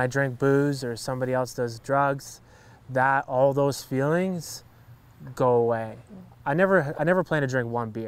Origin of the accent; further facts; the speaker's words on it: Hamilton, Ontario, Canada; where I grew up in Hamilton was really, I was living in poverty